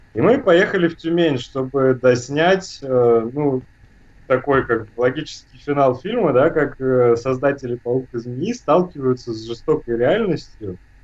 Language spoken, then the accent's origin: Russian; Germany; я немец, да, у нас другой строй гортани, и я говорю по-русски просто «деркэша»